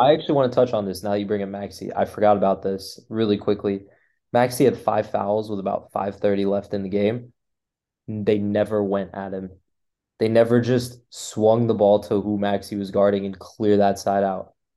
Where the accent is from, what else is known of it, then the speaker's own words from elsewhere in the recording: the Bay Area, California, United States; moved away as an adult; growing up in the Bay and going to high school in the Bay